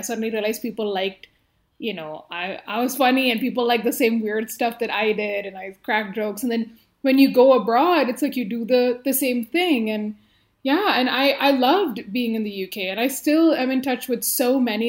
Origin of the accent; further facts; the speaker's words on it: India; also born or lived in Middle East; So, you know, being an Indian, but like growing up in the Middle East where I was in like an international school